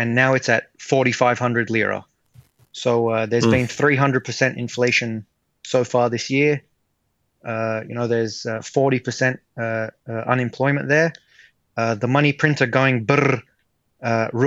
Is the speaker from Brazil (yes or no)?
no; Australia; I grew up in Australia